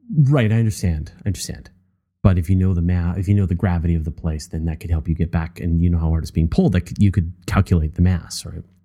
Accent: Canada; I, I'm a Canadian, and so I think in metric.

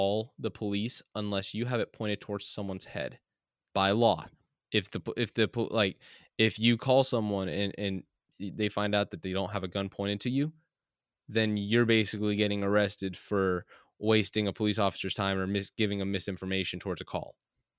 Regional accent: California, United States; And so, like, growing up in California where everyone's kind of a piece of shit to one another, it's like, yeah, you can build that chip on your shoulder pretty quick.

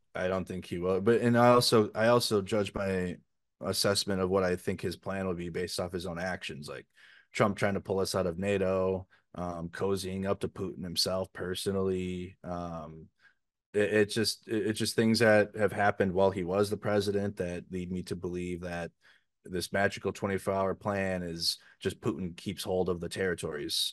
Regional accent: Minneapolis, Minnesota, United States; I'm from the United States. I'm not Ukrainian

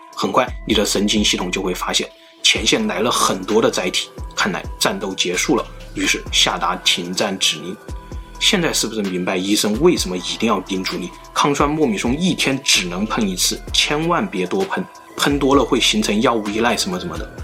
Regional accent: China; 我们中国人，甚至整个东亚，都是拥有A B C C十一杠 T 这个突变的

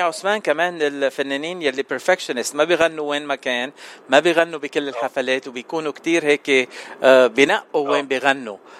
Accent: Lebanon; انا من لبنان

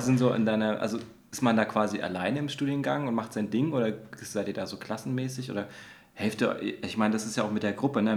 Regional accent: Dresden, Saxony, Germany; bei uns in Dresden an der Kunsthochschule

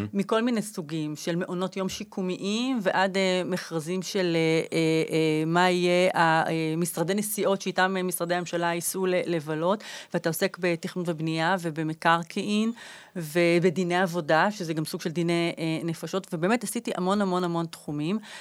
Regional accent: Jerusalem, Jerusalem District, Israel; אני גדלתי בירושלים, בקטמון

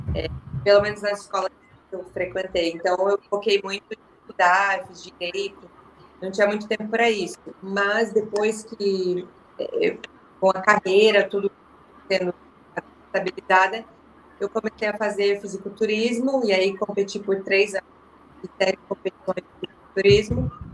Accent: Curitiba, Paraná, Brazil; Eu sou de Curitiba

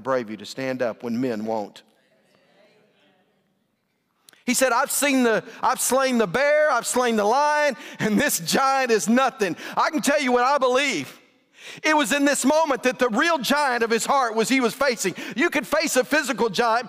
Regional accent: West Texas, United States; I'm from West Texas

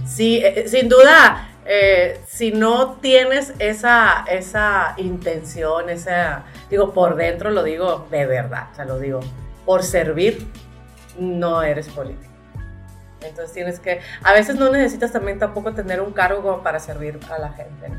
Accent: Sinaloa de Leyva, Sinaloa, Mexico; moved away as an adult; now in Culiacán, Mexico; soy del norte para los que no me conocen, soy del municipio de Sinaloa de Leiva

